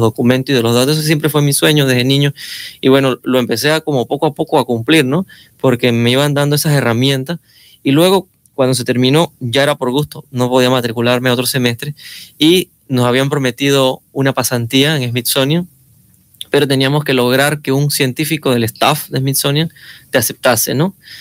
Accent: Caisán, Chiriquí, Panama; moved away; soy de Caizán

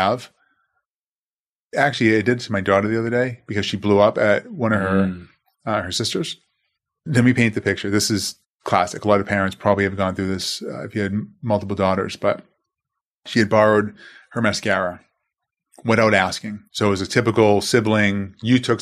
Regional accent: Boston, Massachusetts, United States; growing up in Boston, growing up Christian Italian household, Italian Irish for that matter

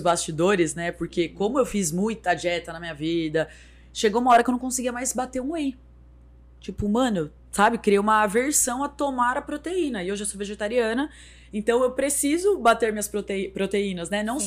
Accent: São Paulo, Brazil; moved away as an adult; now in Sorocaba, Brazil; eu sou de São Paulo, mas eu moro aqui desde a época da TV Tem

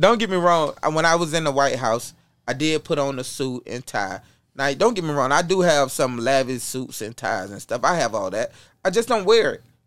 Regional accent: Apopka, Florida, United States; I come from Apopka, Florida

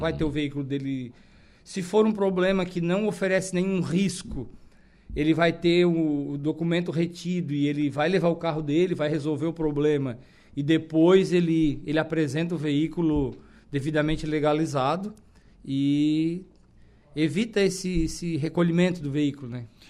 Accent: Araranguá, Santa Catarina, Brazil; eu nasci e me criei em Araranguá

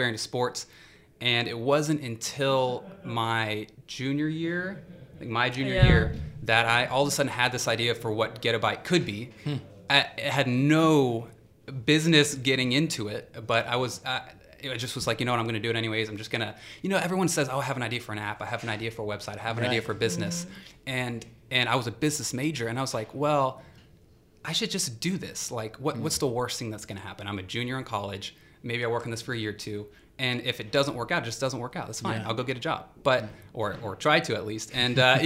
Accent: Decatur, United States; I'm from Decatur.

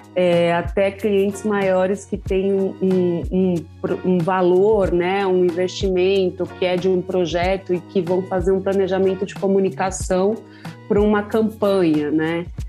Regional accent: São Paulo, Brazil; eu sou aqui da Zona Sul de São Paulo, da região do Jardim Ângela

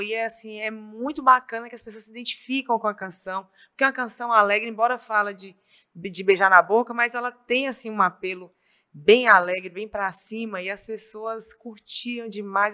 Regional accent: Itapetinga, Bahia, Brazil; accent: Baiano; moved away as an adult; now in Governador Valadares, Brazil; eu nasci na Bahia, numa cidade chamada Itapetinga, na Bahia. Fica pertinho de Vitória da Conquista, é sudoeste da Bahia. E aí eu vim para Valadares para fazer faculdade

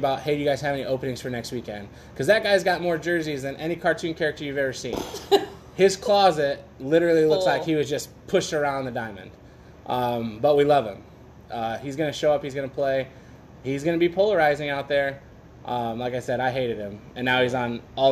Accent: Michigan, United States; born or raised there; moved away

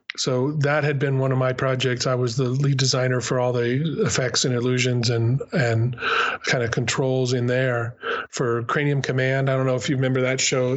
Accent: New Mexico, United States; moved away as an adult; also born or lived in California; I'm actually from New Mexico

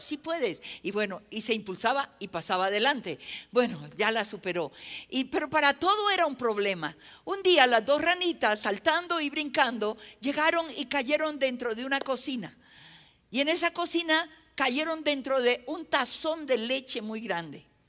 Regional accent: Nariño, Colombia; En mi país hay una zona del país que, es al, departamento que yo pertenezco, ¿no? Nosotros somos costa

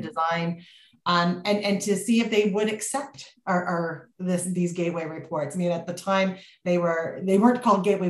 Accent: Canada; as a Canadian

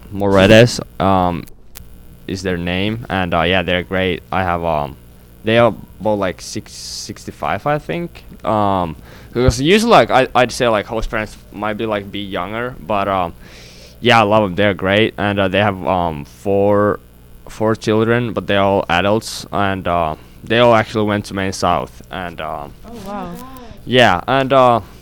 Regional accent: Finland; Uh, I'm from Finland.

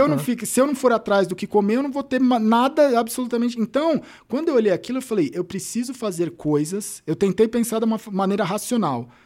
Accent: São Paulo, Brazil; Eu nasci na Vila Formosa, Zona Leste

